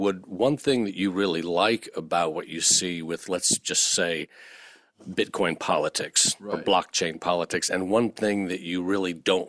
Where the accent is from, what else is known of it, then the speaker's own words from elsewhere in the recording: United States; Of course, I'm an American